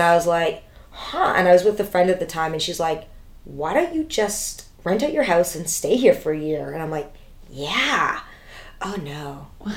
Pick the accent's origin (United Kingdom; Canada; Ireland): Canada; Toronto, Ontario; I grew up in Toronto.